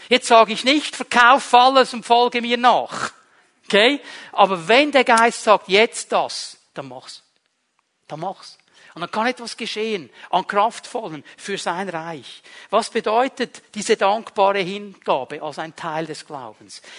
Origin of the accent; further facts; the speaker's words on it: Switzerland; Darf ich ein bisschen appellieren an unsere, soll ich dem jetzt sagen, Sicherheitsbedürftigkeit als Schweizer?